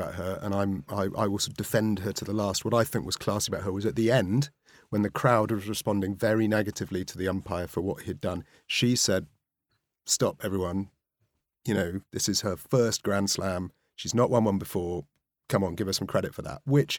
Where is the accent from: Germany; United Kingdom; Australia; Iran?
United Kingdom; Wales; I mean, I'm from Wales. I'm a rugby fan.